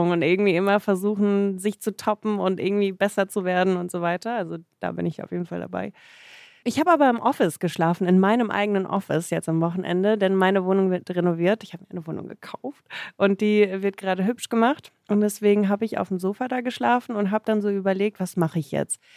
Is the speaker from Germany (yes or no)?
yes; Germany; born there; Ja, man äh, spekuliert, dass ich gezeugt wurde in Russland